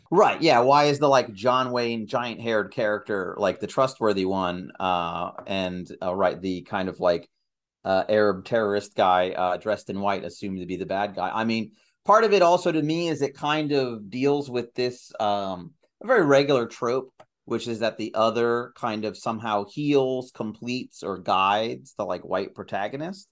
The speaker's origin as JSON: {"language": "English", "country": "Algeria", "tie": "born or raised there", "said": "I was born in Algeria"}